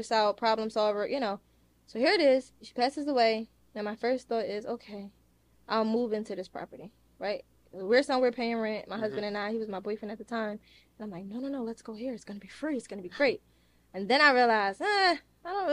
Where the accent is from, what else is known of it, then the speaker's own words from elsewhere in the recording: Philadelphia, Pennsylvania, United States; I'm from Philadelphia